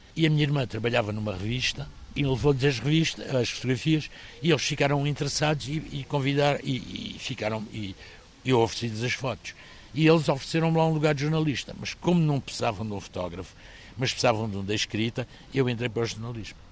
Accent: Maputo, Mozambique; born or raised there; moved away as an adult; also born or lived in Beira, Mozambique / Porto, Portugal; now in Évora, Portugal

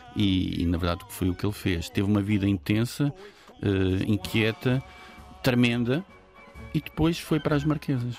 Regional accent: São Miguel, Azores, Portugal; quando cresci em São Miguel, que é uma ilha no contexto açoriano

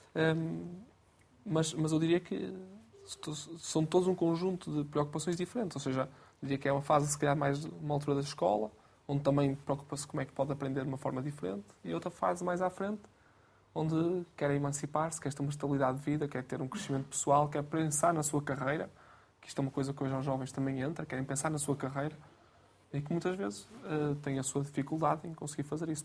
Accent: Guimarães, Braga, Portugal; Eu sou de Guimarães, natural de Guimarães

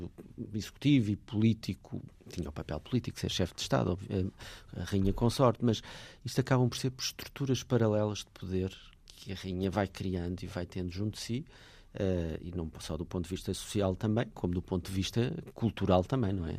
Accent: Portugal; nós que vivemos nesta eh, fase da nossa vida enquanto portugueses

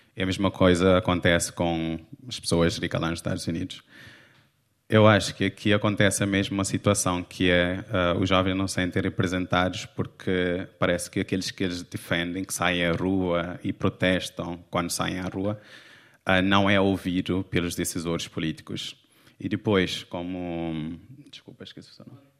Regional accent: Cape Verde; now in Portugal; eu crescendo não tinha acesso a livros

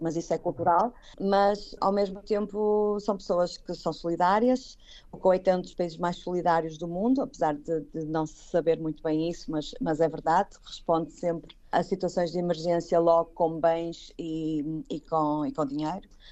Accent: Braga, Norte, Portugal; moved away as an adult; now in Kuwait; eu, como sou de Braga, não tenho mar

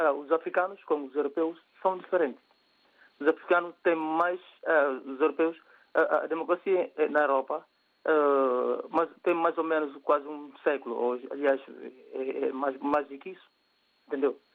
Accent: Guinea-Bissau; eu sou da Guiné

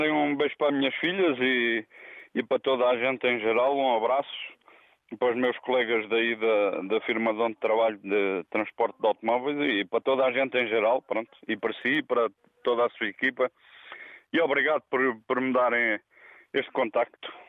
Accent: Vialonga, Lisbon, Portugal; minha aldeia, que é aí na, na freguesia de Vialonga

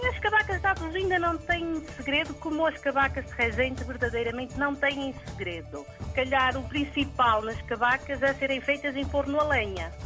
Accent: Resende, Norte, Portugal; aqui na minha aldeia

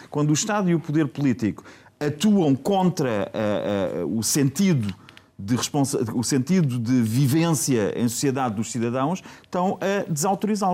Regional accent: Portugal; eu sou português

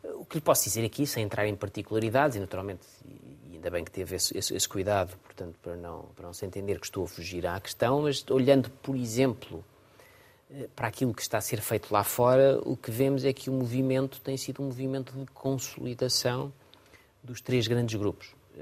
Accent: Portugal; como português

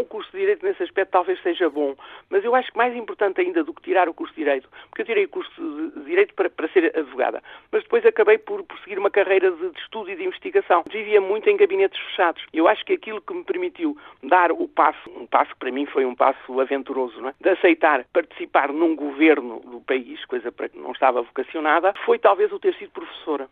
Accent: Portugal; para mim é um grande orgulho como portuguesa

